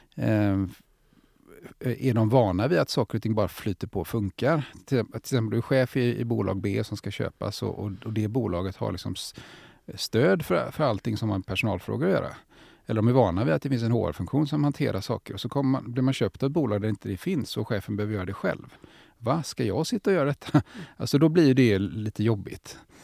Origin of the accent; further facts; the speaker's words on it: Gothenburg, Västra Götaland, Sweden; som göteborgare är jag också stolt